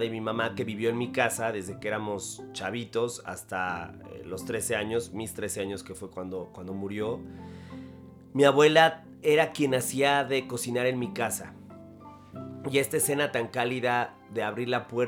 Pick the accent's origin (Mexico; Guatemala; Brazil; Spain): Mexico; a través de la comida expresamos nuestros afectos, nuestros cariños, nuestro amor, como mexicanos, ni siquiera la muerte nos impide seguir haciéndolo.